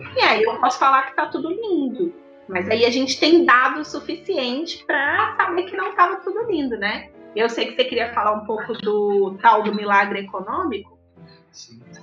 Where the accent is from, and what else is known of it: Brazil